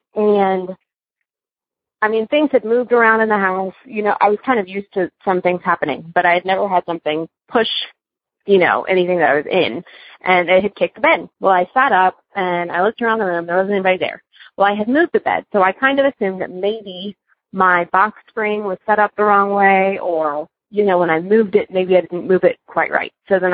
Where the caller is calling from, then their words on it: Cincinnati, Ohio, United States; I'm calling from Cincinnati.